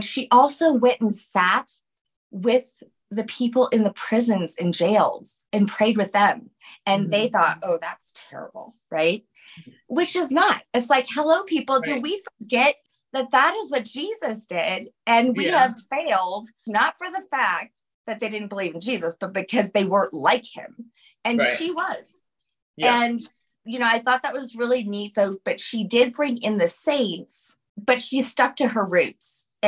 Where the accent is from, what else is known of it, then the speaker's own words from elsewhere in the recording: New Orleans, Louisiana, United States; I'm from New Orleans. Like, we're talking like from the 1600s. Yes. I am French.